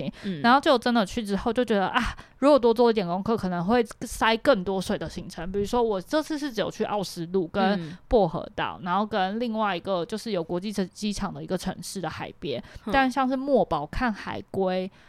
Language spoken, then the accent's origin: Chinese; Matsu, Lienchiang County, Taiwan; moved away; 因为我毕竟是在马祖长大嘛。